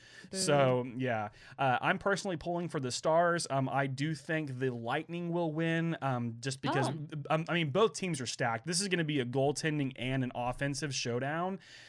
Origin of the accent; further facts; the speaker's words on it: Oklahoma, United States; accent: Oklahoma; I can't throw away my Oklahoma accent. Like, I mean, I feel like I don't even feel like I talk like a true Southerner. I mean, I, of course, I say y'all, I say ain't and fixin' to, but I don't talk slow. My dad's from New England.